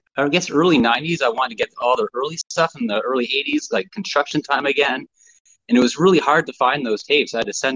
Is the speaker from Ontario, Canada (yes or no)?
yes; outside of Toronto, Ontario, Canada; Well, I'm just from originally I grew up outside of Toronto.